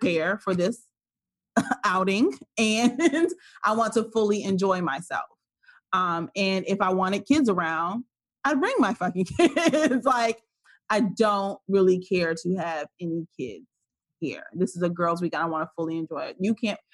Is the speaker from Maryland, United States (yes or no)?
yes; Maryland, United States; No, I'm not from Baltimore